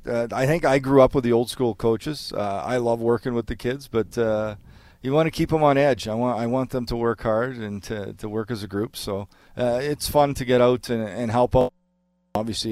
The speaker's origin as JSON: {"language": "English", "country": "Canada", "said": "I'm Canadian"}